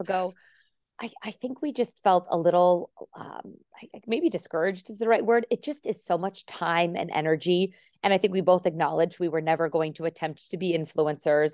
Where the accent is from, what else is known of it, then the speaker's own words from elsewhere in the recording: Arizona, United States; first language English; moved away; also born or lived in Warwick, Rhode Island; we lived and grew up in Arizona